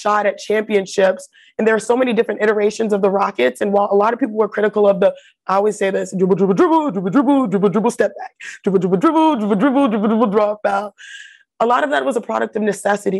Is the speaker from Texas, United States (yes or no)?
yes; Houston, Texas, United States; moved away; also born or lived in Connecticut / Los Angeles; I am from Houston